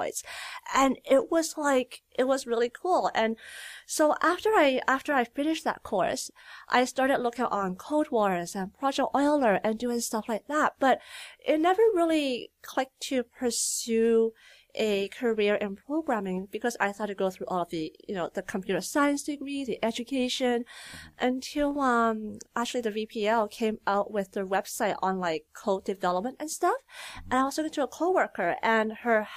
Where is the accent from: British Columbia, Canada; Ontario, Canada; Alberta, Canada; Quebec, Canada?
British Columbia, Canada; Richmond; also born or lived in Calgary; now in Burnaby, Canada; I'm from Richmond, BC. So I grew up in Richmond